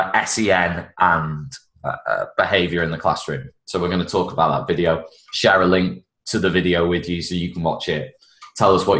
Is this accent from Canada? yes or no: no; United Kingdom; now in Spain; I'm quintessentially British out here